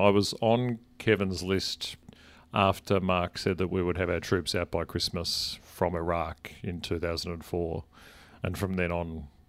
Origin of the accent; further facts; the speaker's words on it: Canberra, Australian Capital Territory, Australia; and been active in the party in the ACT, where I grew up in Canberra.